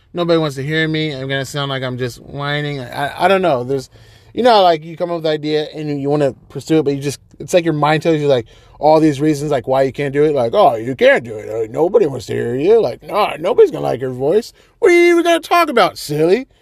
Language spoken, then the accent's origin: English; Folsom, California, United States; moved away as an adult; now in Monterey, United States; I am originally from Sacramento, California. That's nine one six, baby, from Folsom. Folsom is the suburbs within, um, Sacramento. Grew up there